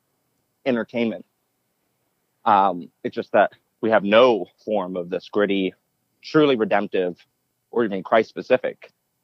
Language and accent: English; Pennsylvania, United States; also born or lived in Florida / Orlando, Florida / New York; Well, I was born in Florida, and then a young age in elementary school, moved to Pennsylvania.